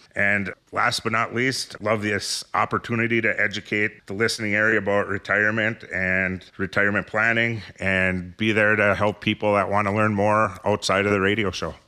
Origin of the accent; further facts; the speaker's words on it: Ishpeming, Michigan, United States; also born or lived in Copper Country, Michigan; I was born and raised in Ishpeming